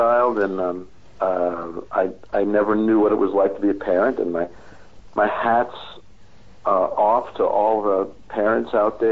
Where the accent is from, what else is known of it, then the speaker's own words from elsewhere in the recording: New York City, New York, United States; moved away as an adult; also born or lived in Los Angeles / San Francisco; now in Austria; I grew up in Queens, New York, part of the New York City education system